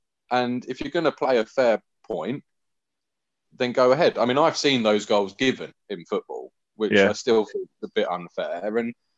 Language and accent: English; Wales, United Kingdom; As a Welshman